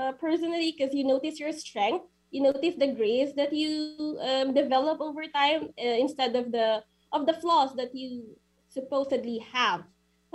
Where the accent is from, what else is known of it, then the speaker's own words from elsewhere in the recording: Philippines; now in Abu Dhabi, United Arab Emirates; I'm from the Philippines